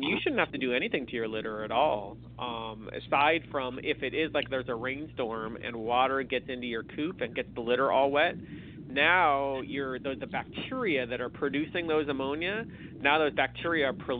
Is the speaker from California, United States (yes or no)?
yes; California, United States; I'm from California, so when we live in we're in Davis